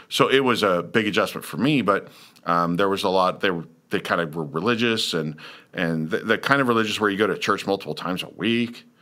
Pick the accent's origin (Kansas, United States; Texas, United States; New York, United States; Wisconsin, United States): Kansas, United States; Lawrence; moved away; also born or lived in Brooksville, Florida; I was from Lawrence, Kansas, which is a college town